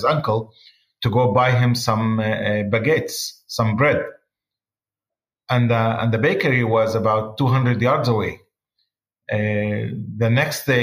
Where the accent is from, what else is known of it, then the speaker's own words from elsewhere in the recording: Israel; my hometown, and after 750 years of family living there